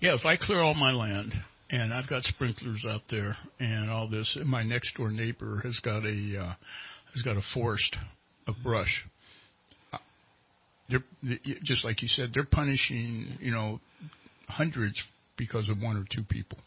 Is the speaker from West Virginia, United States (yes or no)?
yes; Charleston, West Virginia, United States; now in Redding, United States; I was born in West Virginia.